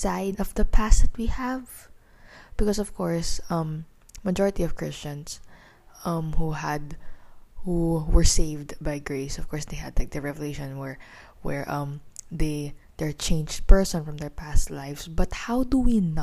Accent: Philippines; also born or lived in Manila; I'm a teenager from the Philippines. I'm residing here in the capital of the Philippines.

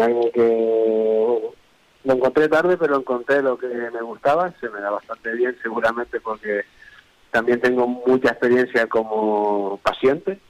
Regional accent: Tenerife, Canary Islands, Spain; nosotros somos de Tenerife

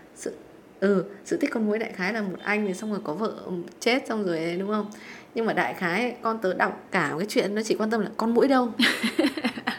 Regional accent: Vietnam; mình là người Việt Nam

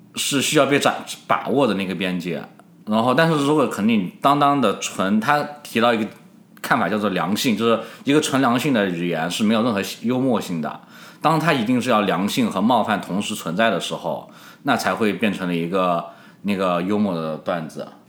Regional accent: Yunnan, China; 从我云南人或者就是南方人来说

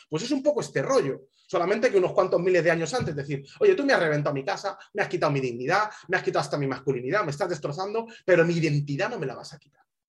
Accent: Spain; moved away as an adult; also born or lived in Alabama; yo soy español, español

